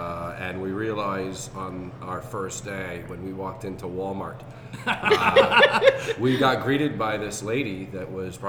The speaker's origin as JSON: {"language": "English", "town": "Stanstead", "region": "Quebec", "country": "Canada", "also_born_or_lived": "United States", "moved": "as an adult", "lives_now": "New Hampshire, United States", "said": "Originally from Stanstead, Quebec. Which is a little small town."}